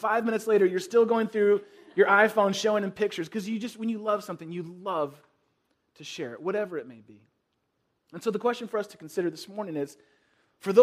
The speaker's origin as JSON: {"language": "English", "area": "the Bay Area", "region": "California", "country": "United States", "tie": "born or raised there", "said": "where I grew up in the Bay Area"}